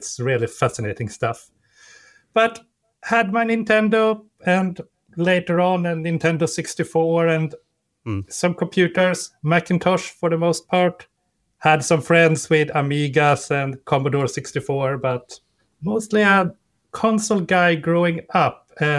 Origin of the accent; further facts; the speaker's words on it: Sweden; since I'm from Sweden